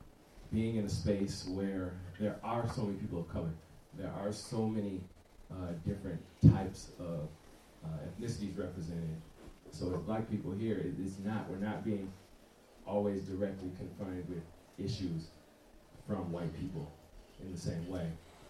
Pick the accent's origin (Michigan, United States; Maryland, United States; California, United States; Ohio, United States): Michigan, United States; now in San Jose, United States; I'm from Michigan. So I went to University of Michigan